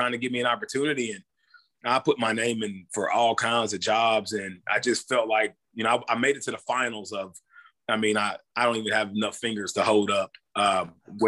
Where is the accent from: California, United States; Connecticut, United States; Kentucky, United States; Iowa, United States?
Kentucky, United States; Louisville; moved away as an adult; also born or lived in Nebraska / Germany; now in Toccoa Falls, United States; I'm originally from Louisville, Kentucky. So, you know, basketball runs deep in my family. Just in the state of Kentucky, I grew up around it